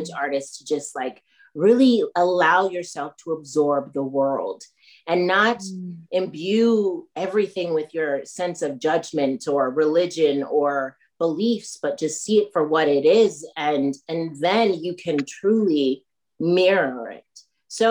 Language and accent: English; Northern California, United States; moved away as an adult; also born or lived in Haiti; now in Chicago, United States; I was born in Haiti, grew up in Northern California, and I grew up in a white family